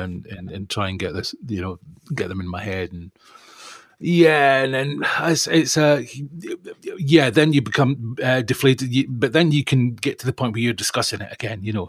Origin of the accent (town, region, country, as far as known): Perth, Scotland, United Kingdom; moved away; also born or lived in Guildford